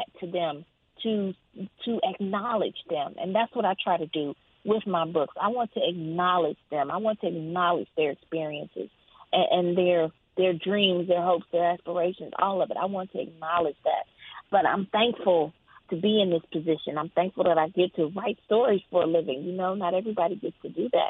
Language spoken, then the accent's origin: English; Jackson, Mississippi, United States; moved away as an adult; now in Atlanta, United States; I grew up in Mississippi